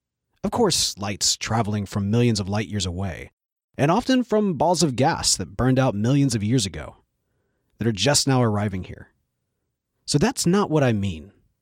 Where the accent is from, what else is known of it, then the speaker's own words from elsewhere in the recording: Mississippi, United States; Mississippi, our home state. For me, I was born in Mississippi, and I've lived here almost my entire life. And I'm a white guy. And my family has been here for generations.